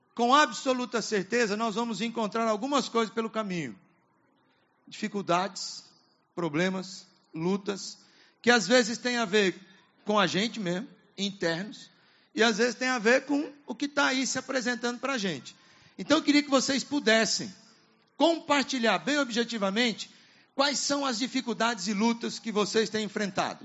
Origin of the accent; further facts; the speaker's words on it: Apucarana, Paraná, Brazil; also born or lived in Curitiba; Eu saí do interior quando era adolescente, lá em Apucarana, no estado do Paraná, e fui para a capital, Curitiba.